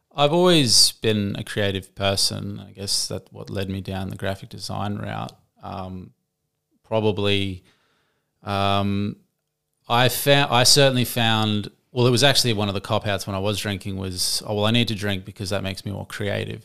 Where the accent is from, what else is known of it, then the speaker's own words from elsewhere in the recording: Gold Coast, Queensland, Australia; I'm born and raised on the Gold Coast